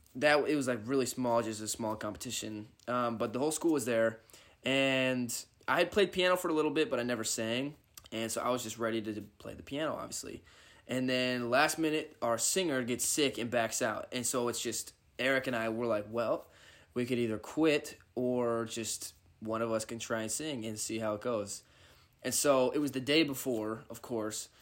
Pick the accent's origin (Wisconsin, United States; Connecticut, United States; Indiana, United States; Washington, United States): Washington, United States; northeast of Seattle; I'm from Washington, like, up kinda by Seattle, like, forty-five minutes northeast of Seattle.